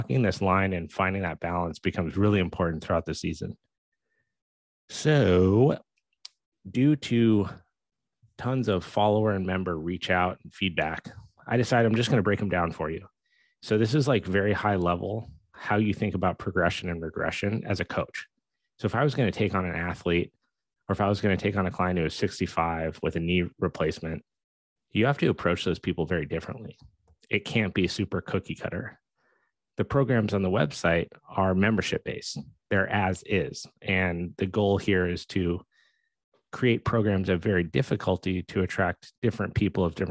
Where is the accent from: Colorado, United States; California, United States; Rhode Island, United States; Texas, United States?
Colorado, United States; Steamboat Springs; I grew up in Steamboat Springs, Colorado.